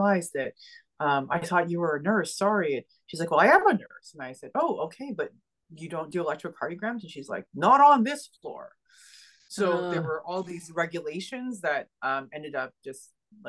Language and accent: English; Ottawa, Ontario, Canada; moved away as an adult; also born or lived in Montreal, Quebec; I ended up in Quebec, in Montreal, Quebec, which is actually not far from Ottawa, my hometown.